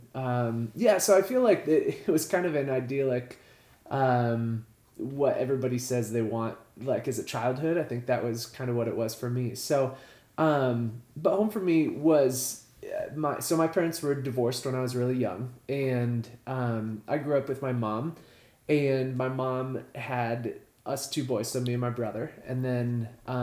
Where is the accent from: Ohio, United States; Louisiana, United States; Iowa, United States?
Iowa, United States; Atkins; also born or lived in California; I grew up in a small town. It was, I don't know, 700 or so people. Not 700,000, like 700 people. in Atkins, Iowa